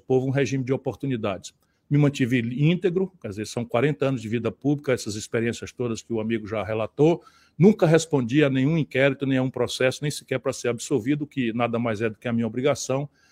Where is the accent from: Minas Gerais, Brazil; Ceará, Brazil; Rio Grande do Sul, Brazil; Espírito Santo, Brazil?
Ceará, Brazil; Sobral; also born or lived in Pindamonhangaba, São Paulo; e vindo para o Ceará, eu fui educado na escola pública a maior parte do meu tempo